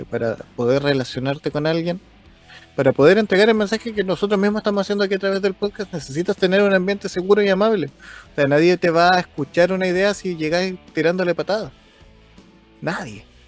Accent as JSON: {"language": "Spanish", "country": "Chile", "said": "para mí como chileno"}